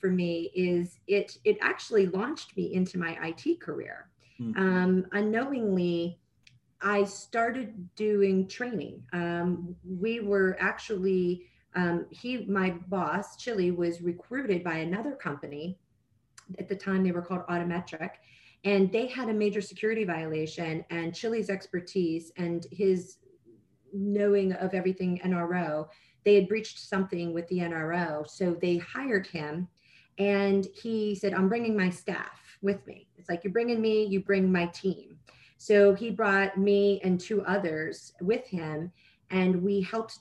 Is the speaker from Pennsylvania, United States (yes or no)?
yes; Pittsburgh, Pennsylvania, United States; moved away as an adult; also born or lived in Penn State; now in Washington, D.C., United States; I was born and raised in Pittsburgh, Pennsylvania.